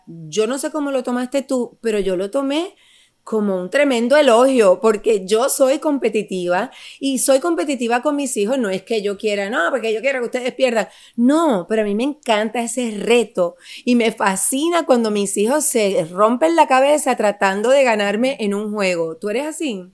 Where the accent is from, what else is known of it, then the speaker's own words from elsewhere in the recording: Puerto Rico; Somos boricuas las dos